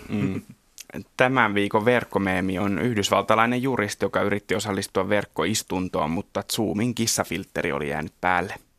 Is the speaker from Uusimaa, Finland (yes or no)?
yes; Kerava, Uusimaa, Finland; mä oon Keravalta kotoisin.